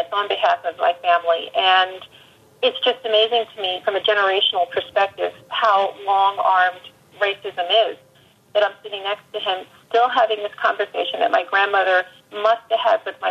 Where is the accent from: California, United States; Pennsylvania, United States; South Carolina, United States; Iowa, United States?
Pennsylvania, United States; Philadelphia; my hometown